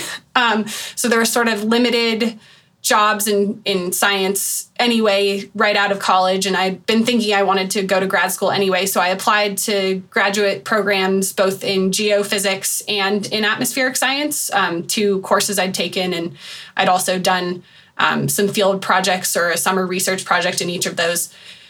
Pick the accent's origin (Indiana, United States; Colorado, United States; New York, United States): Colorado, United States; I grew up in Colorado